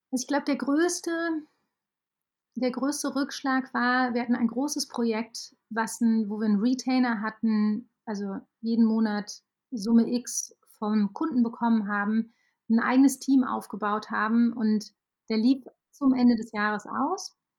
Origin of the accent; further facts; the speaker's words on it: Aachen, North Rhine-Westphalia, Germany; ich komme aus Aachen